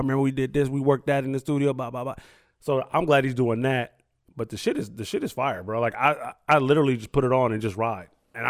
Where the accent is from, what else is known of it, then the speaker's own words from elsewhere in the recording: Sacramento, California, United States; I'm from Sacramento